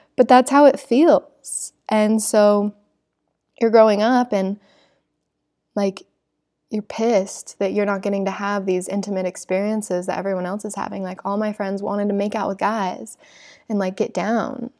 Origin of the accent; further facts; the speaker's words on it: Salt Lake City, Utah, United States; growing up in Salt Lake City